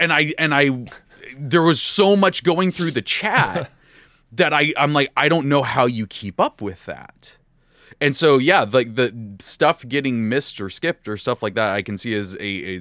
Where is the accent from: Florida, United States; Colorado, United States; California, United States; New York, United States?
California, United States; San Diego; I'm like, oh, I'm from San Diego. There we go.